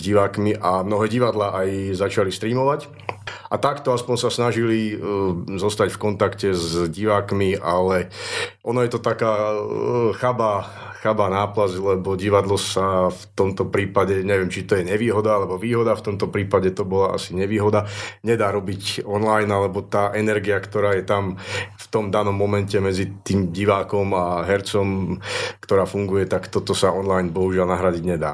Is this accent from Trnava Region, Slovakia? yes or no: yes; Trnava, Trnava Region, Slovakia; also born or lived in Martin / Nitra; now in Žilina, Slovakia; narodil som sa v Martine, takže som stredoslovák, ale väčšinu svojho života som prežil v Trnave